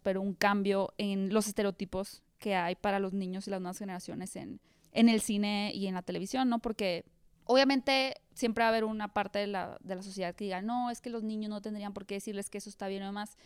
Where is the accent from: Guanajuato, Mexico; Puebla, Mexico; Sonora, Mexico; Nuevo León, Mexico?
Sonora, Mexico; Hermosillo; moved away as an adult; also born or lived in Mexico City; Yo soy de Hermosillo